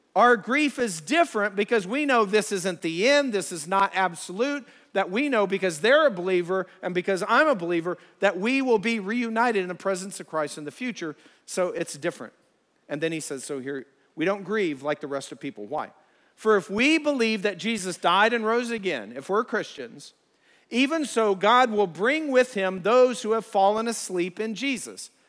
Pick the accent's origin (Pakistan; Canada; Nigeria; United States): United States; Ohio; we're from Ohio